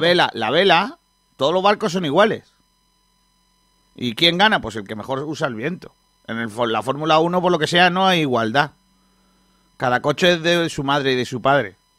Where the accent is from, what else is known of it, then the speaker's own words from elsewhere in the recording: Rincón de la Victoria, Andalusia, Spain; En Rincón de la Victoria, que es mi pueblo